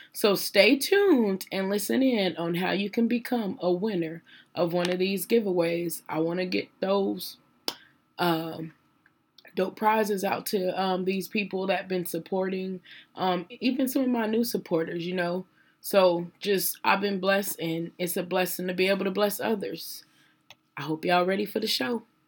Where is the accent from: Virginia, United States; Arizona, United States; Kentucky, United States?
Arizona, United States; Phoenix; I was born and raised in South Phoenix, Arizona